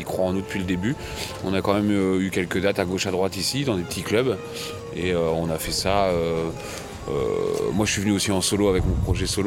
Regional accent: France; also born or lived in Normandy; producteur français, vivant en Normandie

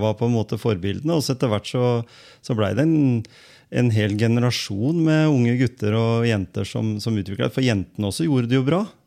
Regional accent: Skien, Telemark, Norway; Jeg vokste jo opp på andre sida

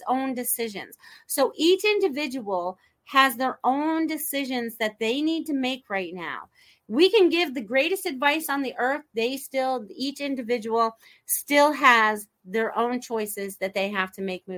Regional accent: Norwalk, Connecticut, United States; moved away; also born or lived in Maine; I grew up in Norwalk, Connecticut originally, and then my father moved us to Maine.

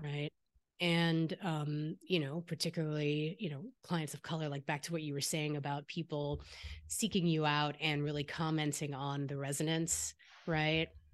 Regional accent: the Bay Area, California, United States; I grew up here in the Bay

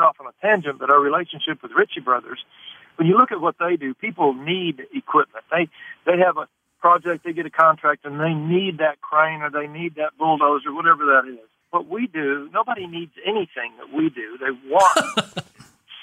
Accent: Tulsa, Oklahoma, United States; I'm from Tulsa

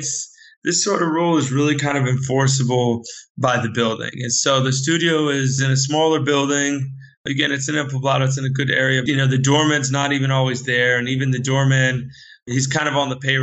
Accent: United States; I'm a US expert and US guy.

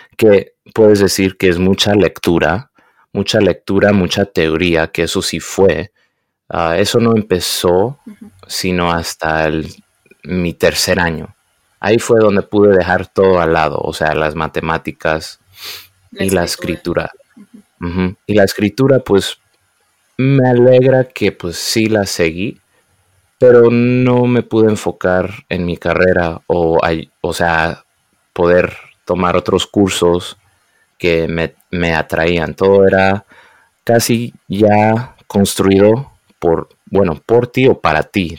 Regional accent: United States; me crié aquí en Estados Unidos, hablaba español en la casa e inglés en las calles

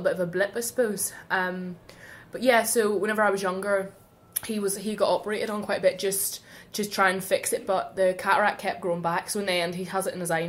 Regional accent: Ballymoney, Northern Ireland, United Kingdom; I was born in Ballymoney.

